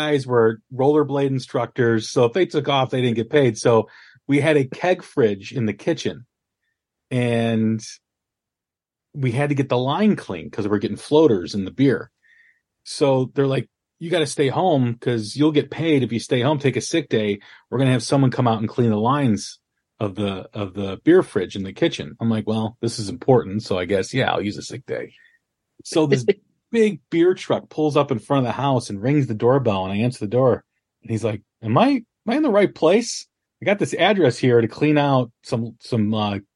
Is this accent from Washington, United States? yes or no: no; Chicago, Illinois, United States; I'm from Chicagoland too